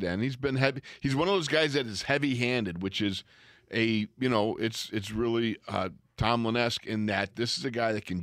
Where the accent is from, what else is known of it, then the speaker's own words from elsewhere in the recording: Orchard Park, New York, United States; growing up in Buffalo, New York, Orchard Park, New York, watching the Buffalo Bills.